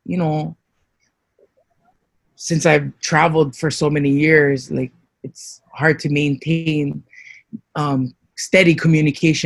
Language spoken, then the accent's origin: English; Hawaii, United States; also born or lived in Louisiana / Waimanalo; I was raised mostly in Hawaii with one of my sisters